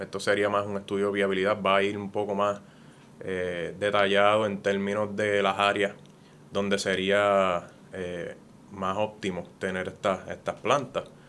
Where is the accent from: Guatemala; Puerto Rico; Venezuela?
Puerto Rico; moved away as an adult; now in United States; Yo sigo siendo puertorriqueño